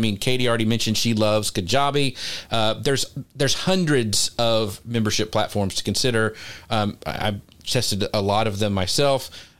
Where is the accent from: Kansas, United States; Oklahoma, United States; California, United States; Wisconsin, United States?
Kansas, United States; I grew up in Kansas, so we saw those all the time.